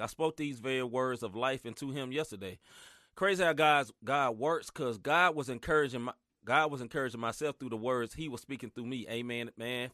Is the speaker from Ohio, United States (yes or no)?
no; Memphis, Tennessee, United States; now in St. Louis, United States; I'm originally from Memphis